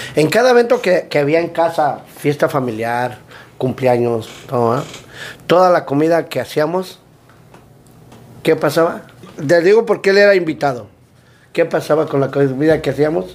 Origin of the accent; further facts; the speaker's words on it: Mexico City, Mexico; now in United States; de la Ciudad de México, del DF. Pero cuidado, eh, no somos chilangos, somos capitalinos.